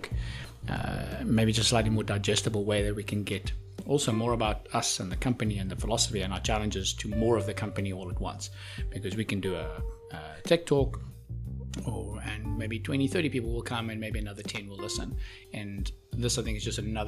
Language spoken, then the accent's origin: English; Johannesburg, Gauteng, South Africa; moved away as an adult; also born or lived in Cape Town; growing up in Joburg